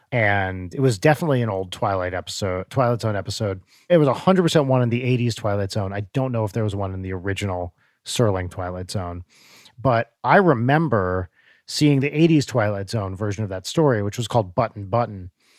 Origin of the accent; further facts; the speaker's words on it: Santa Barbara, California, United States; I'm from Santa Barbara, he's from San Diego